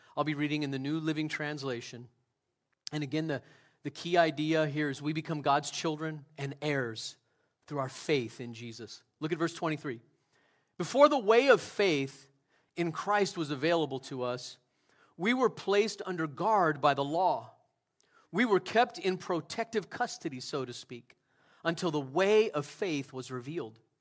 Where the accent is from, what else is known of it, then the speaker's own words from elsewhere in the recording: United States; I love America. I'm an American citizen. I would consider myself a patriot